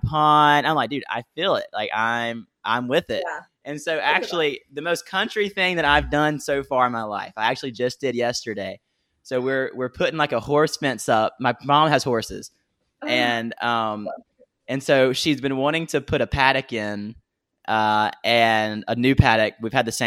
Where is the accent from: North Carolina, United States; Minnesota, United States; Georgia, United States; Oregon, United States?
Georgia, United States; Americus; where are you from? I'm like, Americus